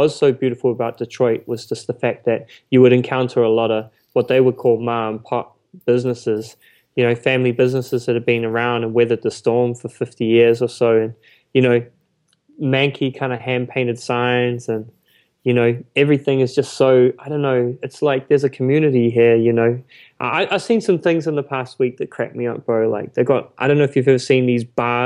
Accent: Auckland, New Zealand; I grew up there

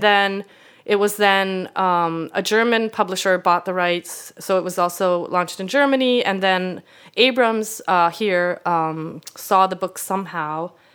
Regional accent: Sweden; English is a second language; moved away as an adult; also born or lived in Canada / Italy; now in United States; I grew up in Sweden where you're not supposed to be, like, boastful

